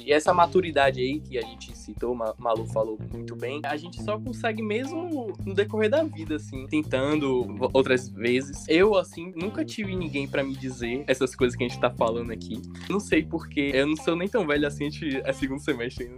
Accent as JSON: {"language": "Portuguese", "town": "Salvador", "region": "Bahia", "country": "Brazil", "said": "Eu sou daqui de Salvador mesmo"}